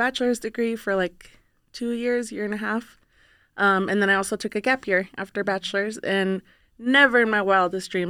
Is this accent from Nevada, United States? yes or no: yes; Reno, Nevada, United States; I grew up here in Reno, born and raised